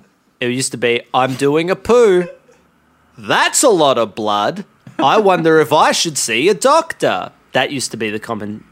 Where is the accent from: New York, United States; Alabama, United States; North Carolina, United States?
Alabama, United States; accent: Alabama; I'm from Alabama, hence the heavy accent. I was born and raised in Alabama around darts.